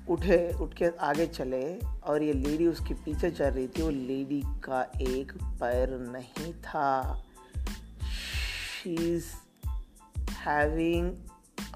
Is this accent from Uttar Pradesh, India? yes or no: no; Telangana, India; I am travelling to Hyderabad because basically मैं तेलंगाना से हूँ तो हैदराबाद ट्रैवल कर रहा था